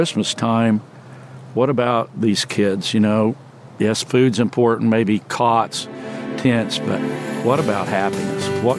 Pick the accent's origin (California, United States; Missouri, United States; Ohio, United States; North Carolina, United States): Missouri, United States; Springfield; my hometown, Springfield, Missouri.